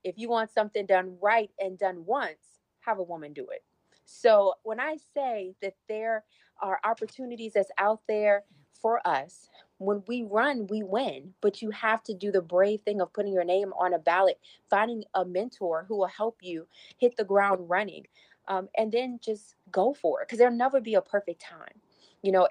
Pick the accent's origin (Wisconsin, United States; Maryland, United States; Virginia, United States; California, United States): Virginia, United States; Petersburg; my hometown in Petersburg